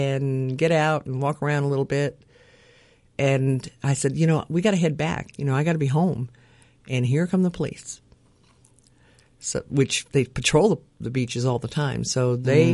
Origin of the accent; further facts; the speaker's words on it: Los Angeles, California, United States; I'm born and raised in Los Angeles